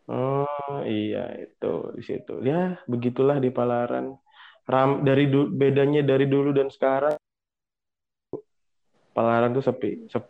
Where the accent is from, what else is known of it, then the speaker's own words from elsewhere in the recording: Samarinda, East Kalimantan, Indonesia; also born or lived in Java; lahir kebetulan nggak di Samarinda nggak lahirnya di Jawa aku tapi hmm. dari TK sampai kuliah